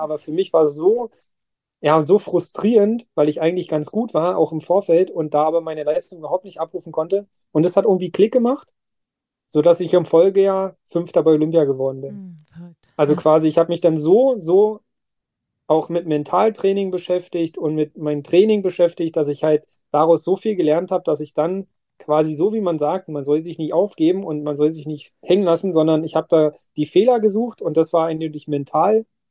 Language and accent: German; Werder, Brandenburg, Germany; meiner Heimatstadt Werder